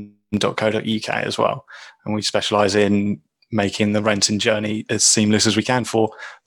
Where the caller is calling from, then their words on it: England, United Kingdom; I'm calling in from England.